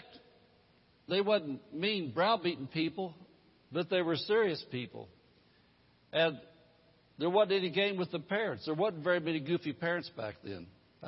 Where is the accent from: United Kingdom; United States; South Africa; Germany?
United States; Indianapolis, Indiana; the one I grew up in back in Indianapolis in the 50s and 60s